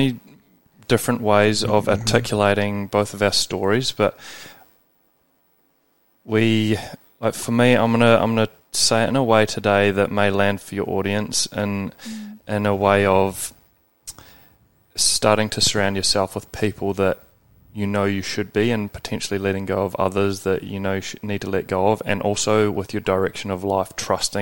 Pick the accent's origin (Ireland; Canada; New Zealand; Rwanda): New Zealand; moved away as an adult; also born or lived in Scotland / Australia; I grew up in New Zealand, went to a rugby school